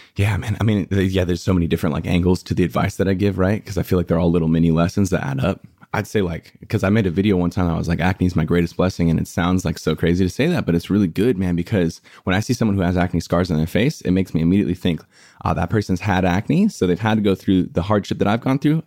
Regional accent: El Cajon, California, United States; now in Los Angeles, United States; I was born and raised in San Diego in a place called, like, El Cajon La Mesa area

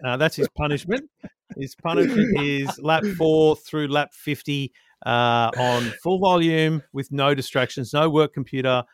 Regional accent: Australia; as an Aussie

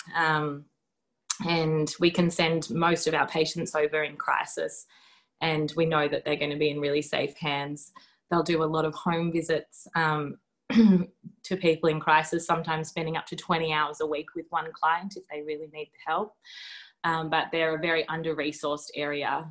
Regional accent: Melbourne, Victoria, Australia; moved away as an adult; now in Derby, Australia; I grew up in Melbourne and I did most of my training as a doctor down there

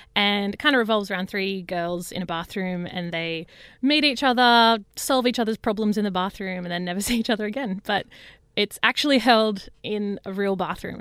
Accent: Parkes, New South Wales, Australia; now in Sydney, Australia; I grew up, uh, on a farm, a really big farm out in Parks, which is central West New South Wales

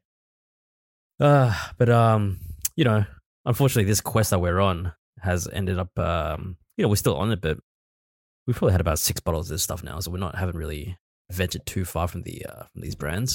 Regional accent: Australia; accent: Australian; we are actually Australian.

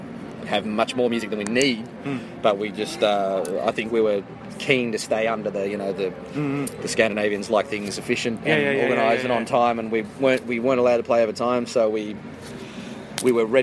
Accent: Sydney, New South Wales, Australia; I'm in Sydney. Yeah, well, because I'm from Sydney originally.

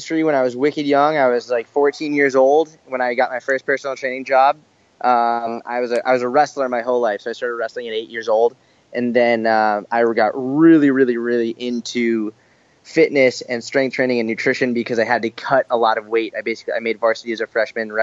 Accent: Boston, Massachusetts, United States; also born or lived in Israel / Tel Aviv; now in New York, United States; So I grew up in Boston, actually.

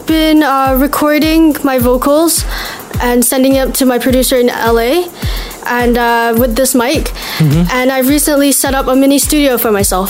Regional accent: Malaysia; I'm a Malaysian singer/songwriter. And I'm 13.

